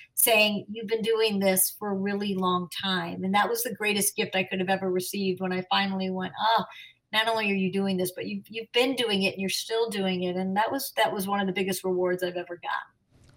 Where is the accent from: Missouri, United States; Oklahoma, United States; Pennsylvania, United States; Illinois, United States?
Illinois, United States; Chicago; I'm a Chicagoan